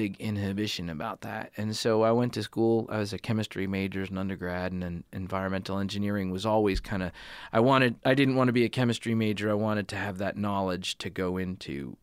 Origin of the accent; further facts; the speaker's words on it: eastern Connecticut, United States; moved away; I grew up in New England. I grew up in eastern Connecticut